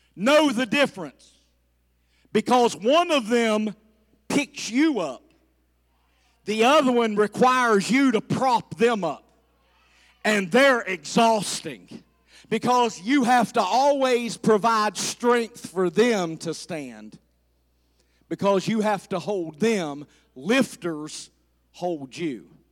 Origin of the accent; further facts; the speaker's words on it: the South, United States; I'm from the South